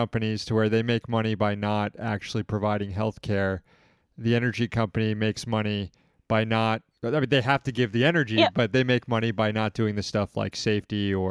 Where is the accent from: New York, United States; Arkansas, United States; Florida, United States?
Florida, United States; I'm from Florida